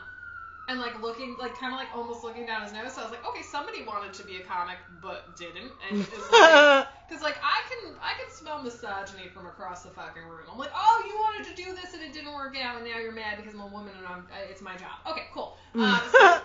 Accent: Paterson, New Jersey, United States; also born or lived in Stamford, New York; We're from Paterson, New Jersey

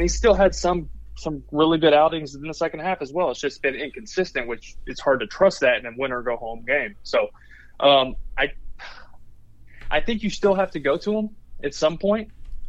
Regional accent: Texas, United States; now in Florida, United States; I'm from Texas

